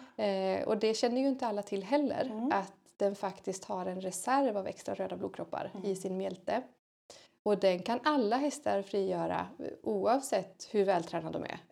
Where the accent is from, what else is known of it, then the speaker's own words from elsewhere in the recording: Hälsingland, Gävleborg County, Sweden; moved away; tjej som är uppväxt i Hälsingland, långt härifrån